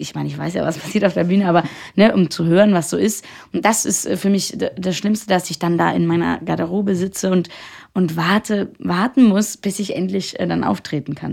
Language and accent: German; Austria; moved away; ich komme ja aus Österreich